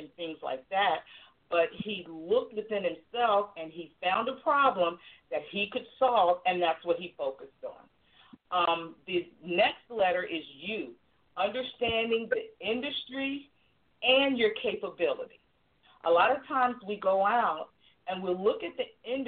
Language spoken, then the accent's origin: English; Virginia, United States; I'm from Virginia